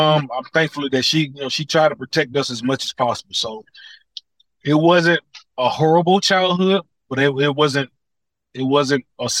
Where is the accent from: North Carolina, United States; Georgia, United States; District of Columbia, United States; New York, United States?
Georgia, United States; Atlanta; My three sisters, they lived in projects. So that lets you know I was in and around the projects a lot. I grew up on the southeast side.